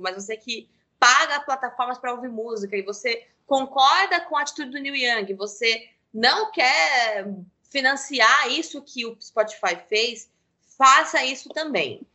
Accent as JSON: {"language": "Portuguese", "country": "Brazil", "said": "Nós não somos americanos, nem europeus"}